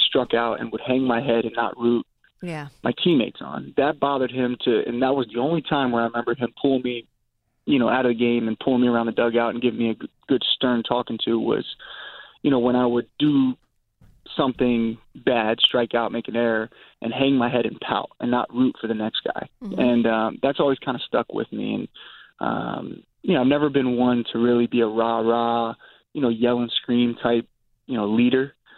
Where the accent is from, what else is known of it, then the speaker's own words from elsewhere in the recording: Virginia, United States; moved away; also born or lived in New York; growing up in Virginia